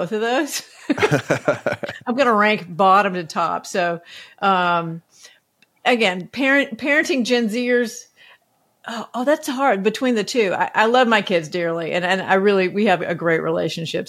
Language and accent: English; Athens, Georgia, United States; moved away; I grew up in Athens, Georgia